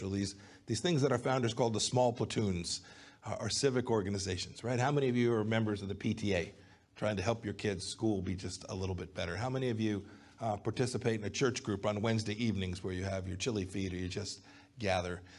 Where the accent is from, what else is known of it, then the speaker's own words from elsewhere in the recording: Kansas, United States; I'm from Kansas.